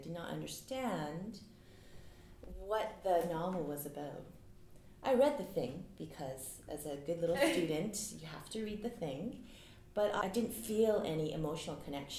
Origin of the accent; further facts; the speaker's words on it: Canada; English is a second language; And we're all so fiercely proud of being Canadian